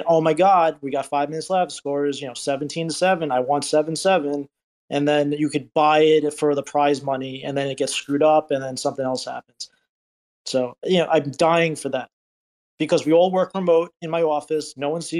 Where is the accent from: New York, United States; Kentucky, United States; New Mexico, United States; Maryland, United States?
New York, United States; I'm a New Yorker